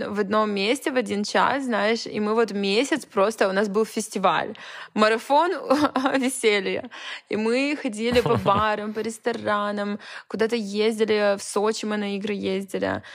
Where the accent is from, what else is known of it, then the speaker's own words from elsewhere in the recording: Vladivostok, Primorsky Krai, Russia; also born or lived in Saint Petersburg; now in Los Angeles, United States; Я не из Петербурга, я из Владивостока